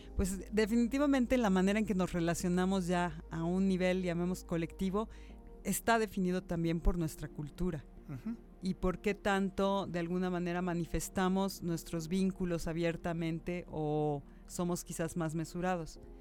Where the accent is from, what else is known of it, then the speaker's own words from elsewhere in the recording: Mexico; los mexicanos somos una cultura muy generosa y muy cálida